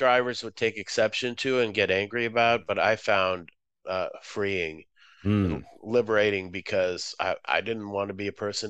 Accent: Boston, Massachusetts, United States; also born or lived in Moscow, Russia; now in Chicago, United States; No, I'm originally from Moscow, USSR. My family moved there, moved to the Boston area when I was seven, about

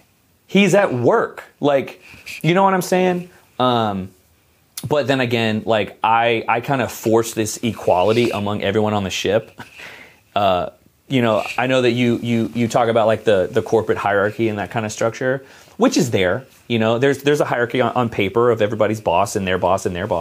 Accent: United States; I'm American

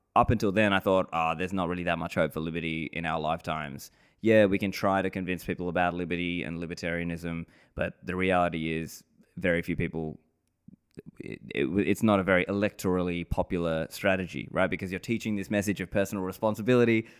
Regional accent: Sydney, New South Wales, Australia; moved away as an adult; also born or lived in Sri Lanka; now in Dubai, United Arab Emirates; I grew up in Sydney, Australia

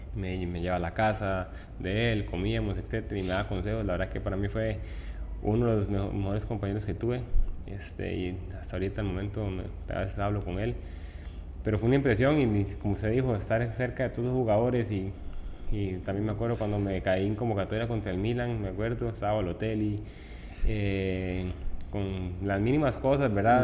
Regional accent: Tibás, San José, Costa Rica; also born or lived in Puerto Viejo; yo nací en San Juan, Colima de Tibás

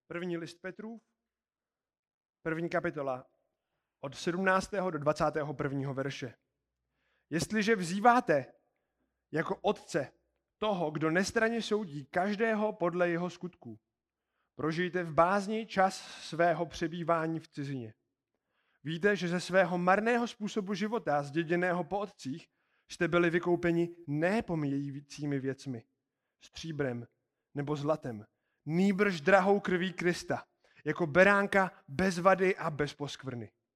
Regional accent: Czechia; víme, že jsme z České republiky

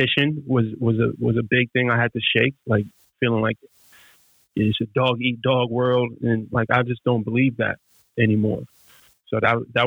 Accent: New York City, New York, United States; I'm from Brownsville, Brooklyn, which is one of literally the worst neighborhoods in America

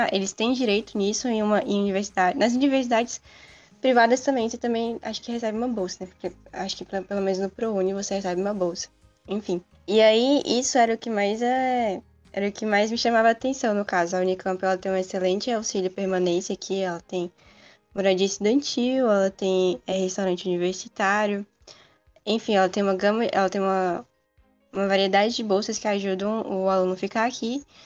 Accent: Federal District, Brazil; moved away as an adult; now in Campinas, Brazil; eu sou do Distrito Federal. E a universidade que eu tô agora é em São Paulo

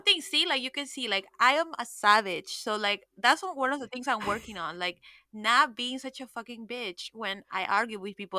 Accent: Miami, Florida, United States; I'm from Miami

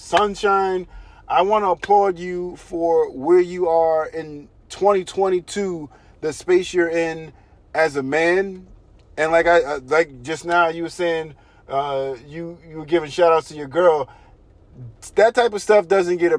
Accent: New York City, New York, United States; we're from Brooklyn

